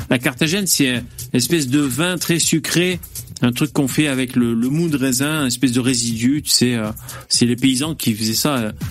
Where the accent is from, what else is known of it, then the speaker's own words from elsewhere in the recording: China; Je suis chinois, je sais que je vais boire le saké.